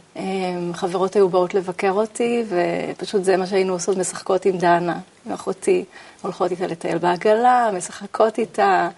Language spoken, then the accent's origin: Hebrew; Ramat HaSharon, Tel Aviv District, Israel; גדלתי ברמת השרון, נולדתי ברמת גן. ובגיל שנתיים עברתי לגור ברמת השרון